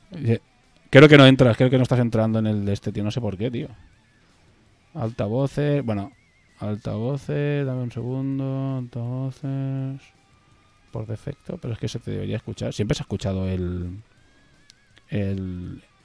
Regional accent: Spain; somos españoles y crecemos desde España

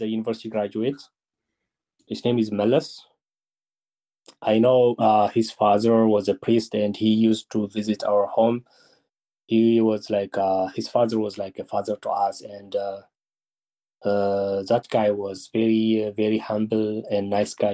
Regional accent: Mahbere Dego, Tigray, Ethiopia; I am born and raised in Mahabharadegwa.

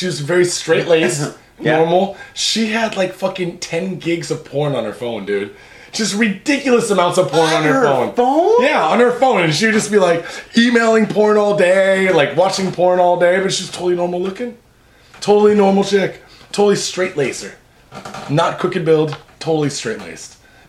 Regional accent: Saitama, Japan; I'm from Saitama.

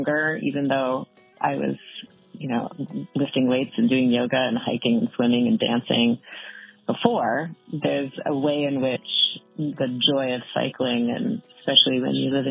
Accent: Vancouver Island, British Columbia, Canada; now in Great Barrington, United States; But originally, which still feels like home to me, my whole family is there, I am from Vancouver Island on the west coast of British Columbia, Canada, which is a pretty sweet place to grow up

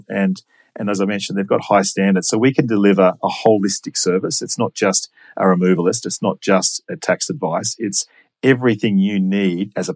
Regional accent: Sydney, New South Wales, Australia; I grew up in Sydney, grew up in Linfield and went to Macquarie University

